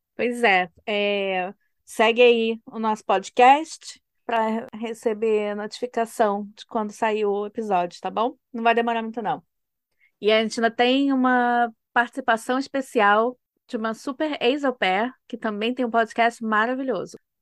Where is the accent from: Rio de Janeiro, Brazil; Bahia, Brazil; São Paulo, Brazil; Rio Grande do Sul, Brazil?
Rio de Janeiro, Brazil; moved away as an adult; also born or lived in United States / Germany; eu sou, né, do estado do Rio